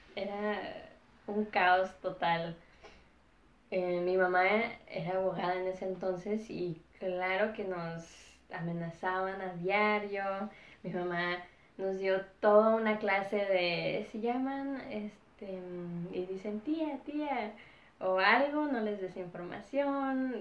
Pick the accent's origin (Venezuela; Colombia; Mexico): Mexico; Ciudad Juárez, Chihuahua; moved away; also born or lived in United States; mis papás básicamente planearon que naciera en Estados Unidos y viví la mayoría del tiempo en la frontera de Ciudad Juárez, en México.